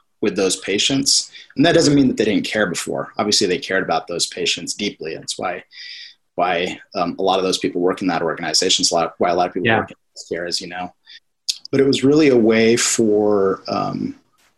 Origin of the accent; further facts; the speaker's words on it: Arizona, United States; also born or lived in England; now in California, United States; I grew up mostly in Arizona